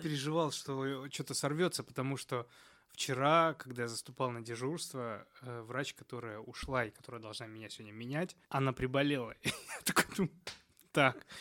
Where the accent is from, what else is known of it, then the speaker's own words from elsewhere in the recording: Moscow, Russia; я из Москвы